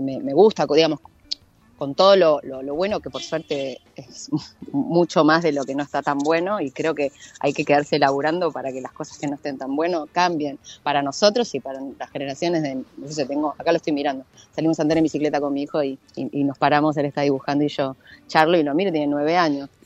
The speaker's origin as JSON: {"language": "Spanish", "country": "Uruguay", "tie": "born or raised there", "moved": "yes", "lives_now": "Argentina", "said": "yo soy nací en Uruguay."}